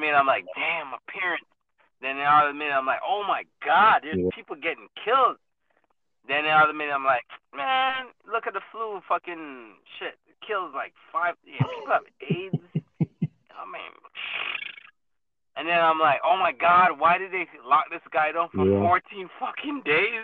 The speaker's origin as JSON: {"language": "English", "town": "Orlando", "region": "Florida", "country": "United States"}